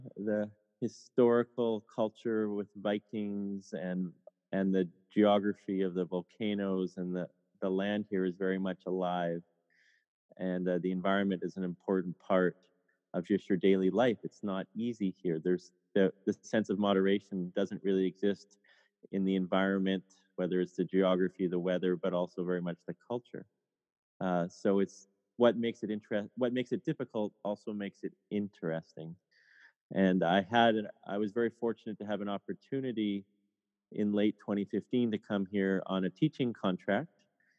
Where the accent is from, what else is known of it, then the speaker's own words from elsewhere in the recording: Canada; first language English; moved away as an adult; now in Reykjavik, Iceland; I've lived abroad, by abroad, I mean outside of Canada, where I was born and grew up several times.